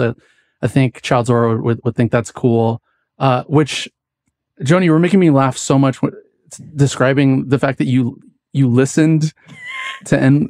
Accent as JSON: {"language": "English", "region": "West Coast", "country": "United States", "tie": "born or raised there", "said": "because I grew up on the West Coast, but I thought it was really funny"}